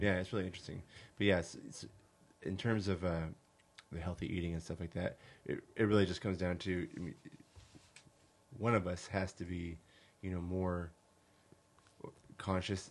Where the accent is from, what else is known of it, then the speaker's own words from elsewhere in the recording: California, United States; moved away as an adult; also born or lived in Hawaii; now in Arkansas, United States; I was born in California. I grew up in California for the most part